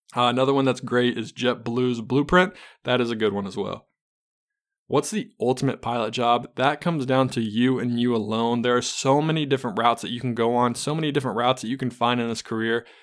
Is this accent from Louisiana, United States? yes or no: no; Charlotte, North Carolina, United States; I am from Charlotte, North Carolina